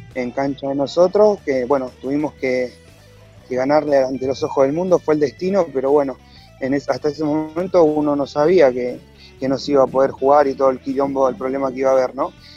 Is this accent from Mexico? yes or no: no; Ciudadela, Buenos Aires Province, Argentina; yo soy de la localidad de Ciudadela, eh, en realidad yo me crié en Fuerte Apache, sigo viviendo en Fuerte Apache